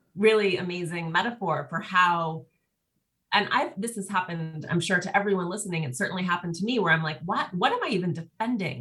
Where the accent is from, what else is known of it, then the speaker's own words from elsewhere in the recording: Montana, United States; now in Los Angeles, United States; I'm from Montana originally, and I go home all the time